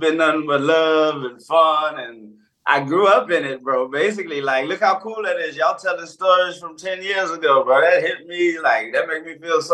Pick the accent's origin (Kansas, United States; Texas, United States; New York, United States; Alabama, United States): Texas, United States; moved away as an adult; now in Nantes, France; I'm from Texas